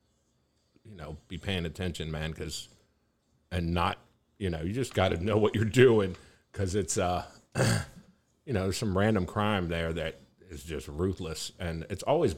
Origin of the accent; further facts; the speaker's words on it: Maryland, United States; also born or lived in Prince George's County, Maryland / Montgomery County, Maryland; now in Austin, United States; I was born in Prince George's County, Maryland. I grew up there for a little while and then moved to Montgomery County, Maryland